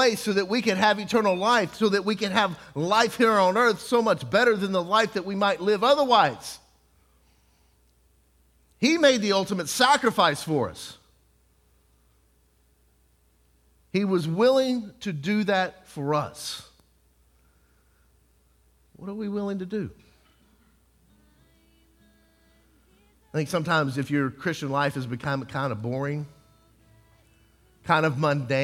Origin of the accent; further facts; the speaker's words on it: Texas, United States; I was from Texas